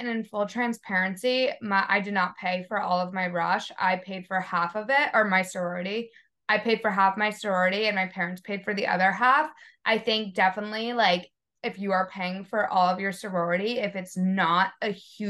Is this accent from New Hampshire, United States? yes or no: yes; New Hampshire, United States; also born or lived in Miami, Ohio; now in Boston, United States; I'm from New Hampshire. I live like an hour north of the city.